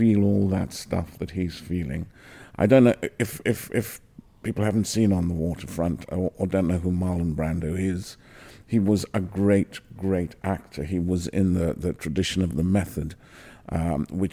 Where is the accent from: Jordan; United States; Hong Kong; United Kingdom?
United Kingdom; Newcastle upon Tyne, North East England; also born or lived in Trinidad; growing up in Newcastle.